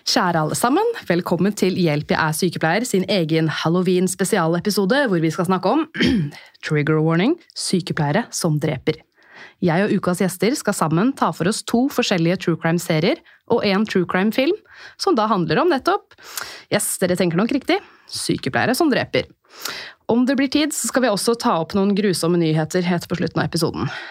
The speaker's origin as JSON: {"language": "Norwegian", "town": "Holmestrand", "region": "Vestfold", "country": "Norway", "tie": "born or raised there", "said": "jeg er jo fra Holmestrand"}